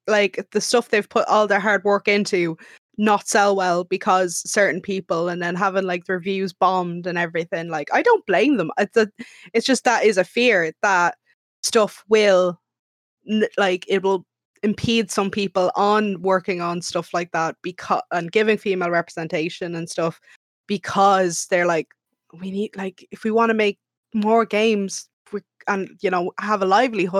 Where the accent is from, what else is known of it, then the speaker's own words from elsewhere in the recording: Ireland; I'm Irish.